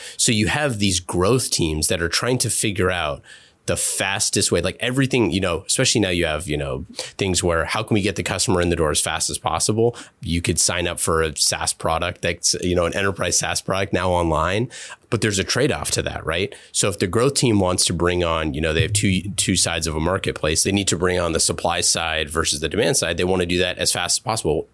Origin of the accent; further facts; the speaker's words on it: Oakland, California, United States; moved away as an adult; growing up in Oakland and leaving to go into the military